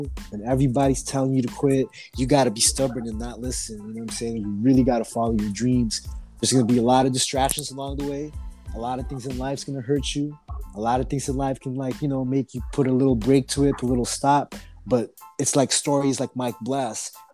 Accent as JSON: {"language": "English", "town": "Oxnard", "region": "California", "country": "United States", "said": "We're just some kids from Oxnard"}